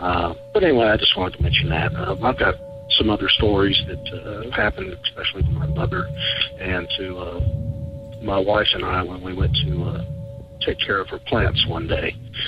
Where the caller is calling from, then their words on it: Kentucky, United States; also born or lived in Lexington, Kentucky; I'm calling from Kentucky.